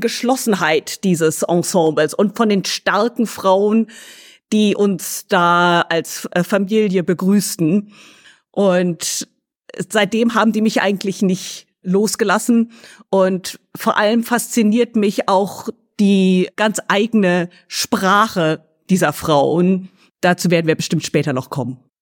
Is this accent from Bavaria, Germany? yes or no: no; Lüneburg, Lower Saxony, Germany; now in Oxford, United Kingdom; ursprünglich komme ich aus deutschen mittelalterlichen Städten, teilweise aufgewachsen in Lüneburg